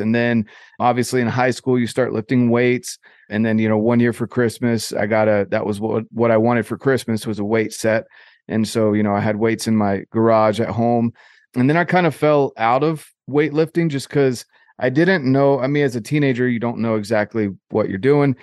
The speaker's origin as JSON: {"language": "English", "region": "North Carolina", "country": "United States", "tie": "born or raised there", "said": "I grew up in North Carolina, so on the East Coast of the U S"}